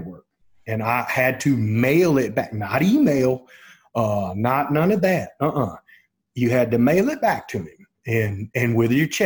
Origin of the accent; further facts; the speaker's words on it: Houston, Texas, United States; I said, "Houston, Texas."